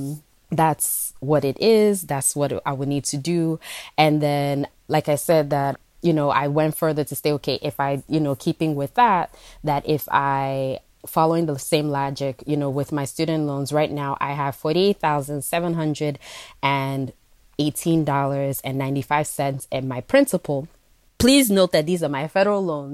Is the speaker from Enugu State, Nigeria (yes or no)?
yes; Enugu, Enugu State, Nigeria; also born or lived in New York; now in New York City, United States; I was born in New York, but I grew up in Enugu, Nigeria.